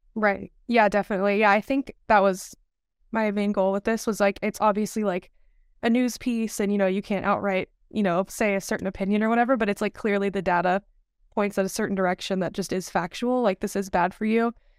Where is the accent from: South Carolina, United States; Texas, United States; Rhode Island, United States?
Texas, United States; Dallas; moved away; also born or lived in Malibu, California; I'm from the Dallas, Texas area.